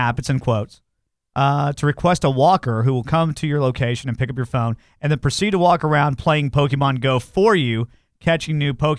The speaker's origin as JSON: {"language": "English", "country": "United States", "said": "I'm an American."}